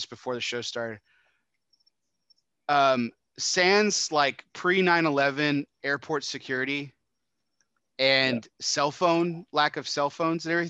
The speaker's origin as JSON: {"language": "English", "region": "Texas", "country": "United States", "said": "I'm from Texas."}